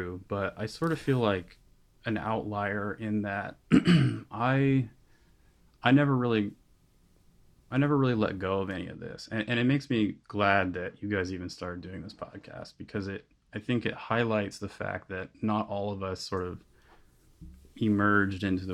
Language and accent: English; Florida, United States; So I grew up at the beach. I was born in Florida, and so I grew up at the beach